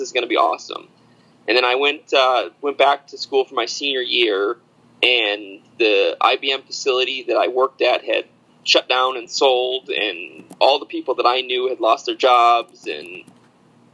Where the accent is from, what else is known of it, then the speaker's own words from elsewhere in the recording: upstate New York, United States; moved away as an adult; also born or lived in Alfred, New York; now in Salem, United States; I'm originally from the East Coast, upstate New York